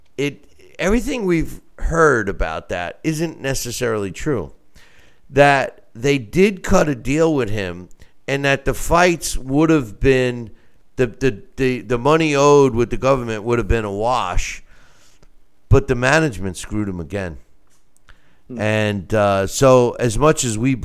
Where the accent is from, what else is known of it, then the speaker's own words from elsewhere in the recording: Lake George, New York, United States; my hometown is Lake George, New York